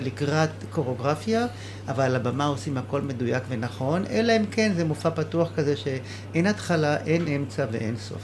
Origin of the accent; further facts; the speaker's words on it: Nahsholim, Haifa District, Israel; אני נולדתי בקיבוץ נחשולים